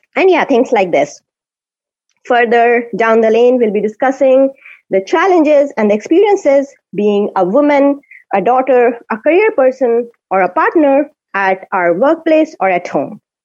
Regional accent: India; first language Hindi and Urdu; English is a second language; moved away as an adult; now in Dunedin, New Zealand; I am from India and a mum of a two year old boy

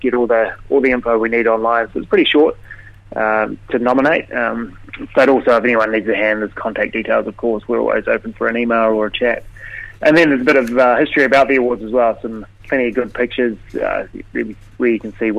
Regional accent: Otago, New Zealand; moved away; also born or lived in Dunedin; I grew up in the Catlins and spent my time in Dunedin

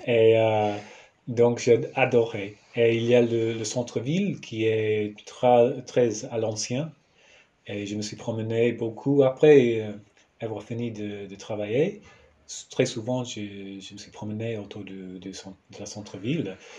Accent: New Zealand; French is a second language; also born or lived in Aurillac, France; je viens de, de Nouvelle-Zélande

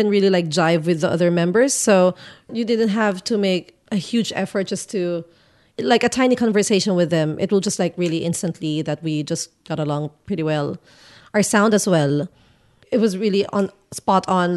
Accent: Philippines; now in Christchurch, New Zealand; I grew up there.

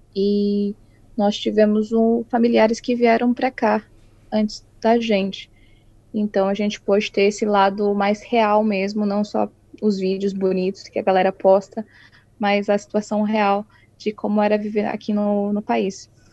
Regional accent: Itu, São Paulo, Brazil; moved away as an adult; now in New Zealand; E sou do interior de São Paulo, Itu, uma cidade bem pequenininha. Nasci e cresci lá.

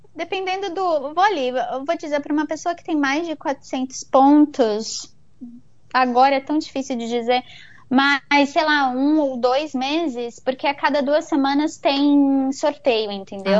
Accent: Brazil; now in Vancouver, Canada; eu, como brasileira, eu venho de sistema de saúde particular no Brasil

